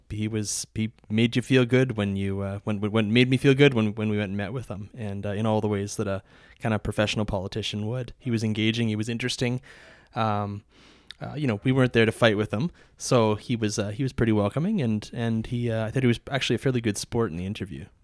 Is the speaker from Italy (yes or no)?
no; Alberta, Canada; I was from Alberta